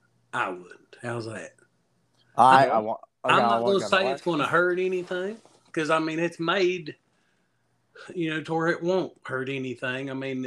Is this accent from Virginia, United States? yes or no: yes; Virginia, United States; I'm from Southwest Virginia.